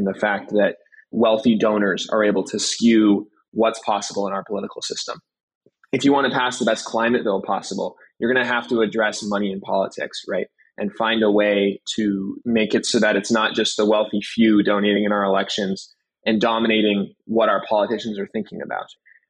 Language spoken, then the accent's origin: English; California, United States; born there; now in Seattle, United States; Yeah, so I've lived most of my life on the West Coast. I was born in the Bay Area. I moved to Seattle.